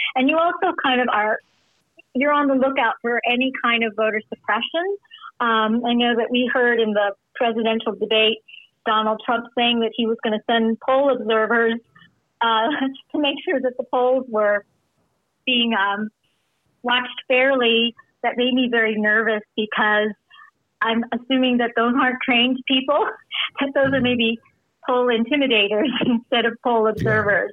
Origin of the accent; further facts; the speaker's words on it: California, United States; now in Illinois, United States; I'm from California originally